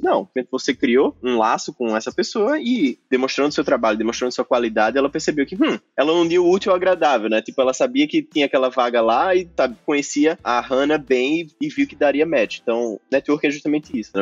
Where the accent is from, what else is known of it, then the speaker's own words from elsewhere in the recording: Recife, Pernambuco, Brazil; sou do Colégio Militar de Recife